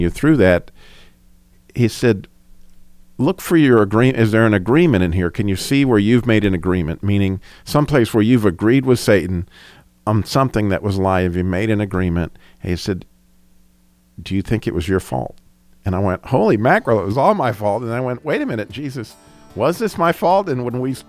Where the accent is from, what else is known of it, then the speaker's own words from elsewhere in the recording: New Mexico, United States; I'm from New Mexico.